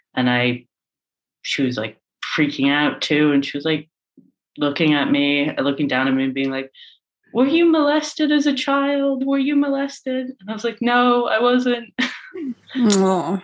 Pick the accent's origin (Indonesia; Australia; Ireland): Ireland; now in Amsterdam, Netherlands; I grew up in Ireland and I grew up in a sort of religiously adjacent household